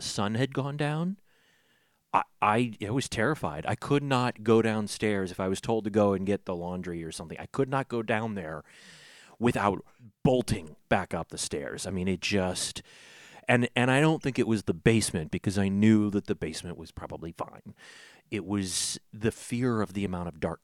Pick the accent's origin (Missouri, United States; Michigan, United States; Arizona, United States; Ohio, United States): Missouri, United States; St. Louis; I grew up in South St. Louis